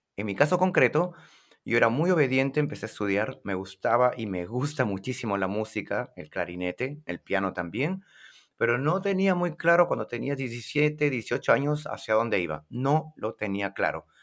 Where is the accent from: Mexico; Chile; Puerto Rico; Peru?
Peru; Lima; en mi ciudad de Lima